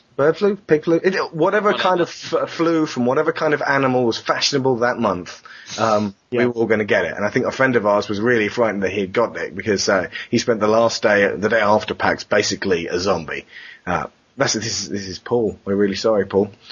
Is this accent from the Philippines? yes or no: no; England, United Kingdom; we come from England where everyone pushes